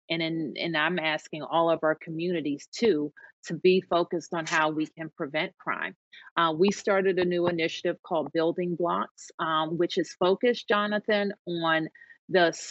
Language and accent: English; Washington, District of Columbia, United States; I'm just really proud um, to get to be the mayor of my hometown.